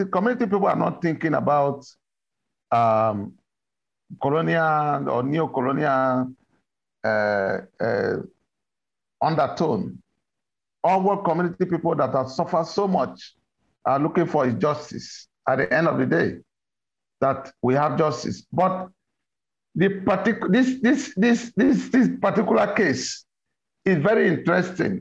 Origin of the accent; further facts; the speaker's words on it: Nigeria; our own country